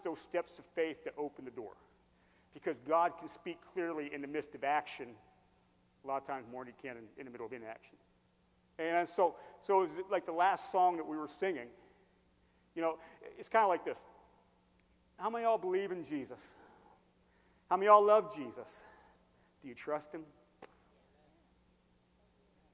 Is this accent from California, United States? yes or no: no; Hershey, Pennsylvania, United States; moved away; also born or lived in Carlisle, Pennsylvania; I grew up in Hershey.